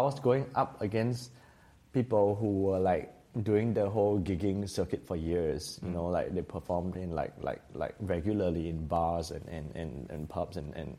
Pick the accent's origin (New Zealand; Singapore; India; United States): Singapore; also born or lived in Taiwan; growing up in Singapore